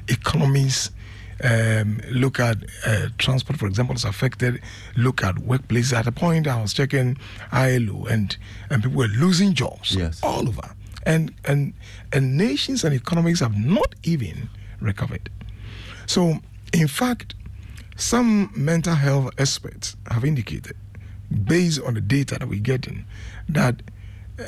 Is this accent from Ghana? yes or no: yes; Anum, Eastern Region, Ghana; also born or lived in Norway; that's from my hometown. Enum. Enum Boso